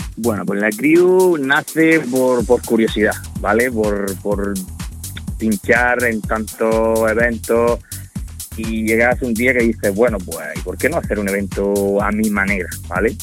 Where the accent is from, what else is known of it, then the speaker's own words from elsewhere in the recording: Almería, Andalusia, Spain; aquí en Almería nos conocemos todos